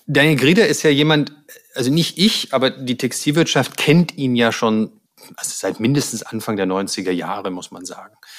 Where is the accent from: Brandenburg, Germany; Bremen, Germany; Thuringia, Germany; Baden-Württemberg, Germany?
Baden-Württemberg, Germany; Stuttgart; moved away; ich komme ja ursprünglich aus Stuttgart, deshalb ähm, meine Eltern wohnen da noch in der Nähe